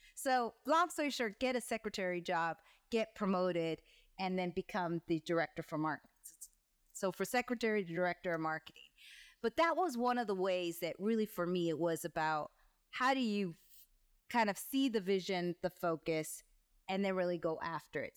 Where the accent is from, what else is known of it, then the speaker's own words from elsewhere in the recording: Rosemead, California, United States; moved away as an adult; also born or lived in San Fernando Valley / Mexico / Atlanta; So I grew up in California, in Southern California, in a small town, well, small town, city, Rosemaith, California